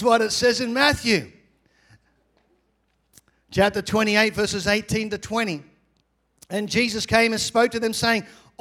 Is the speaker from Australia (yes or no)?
yes; Australia; I'm from Australia.